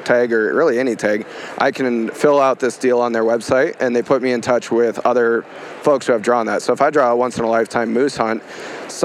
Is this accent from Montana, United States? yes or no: yes; Montana, United States; I was born and raised in Montana